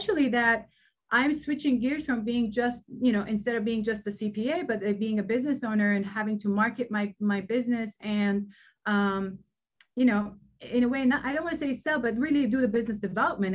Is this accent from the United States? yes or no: no; Lebanon; moved away; I grew up in Lebanon and during wartime.